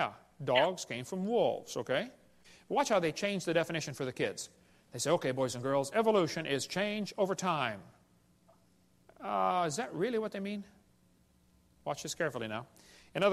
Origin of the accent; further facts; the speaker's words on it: Illinois, United States; I grew up in Illinois, corn country